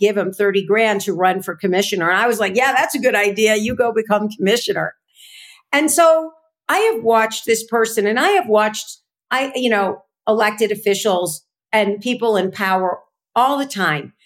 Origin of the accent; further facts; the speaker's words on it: Chicago, Illinois, United States; also born or lived in California; I came back to Chicago from California, where I used to run political campaigns